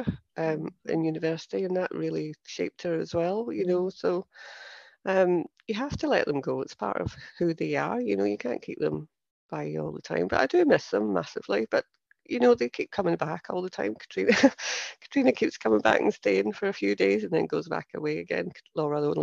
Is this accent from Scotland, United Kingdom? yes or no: yes; Scotland, United Kingdom; accent: Scottish; moved away as an adult; now in Cheshire, United Kingdom; my accent is Scottish.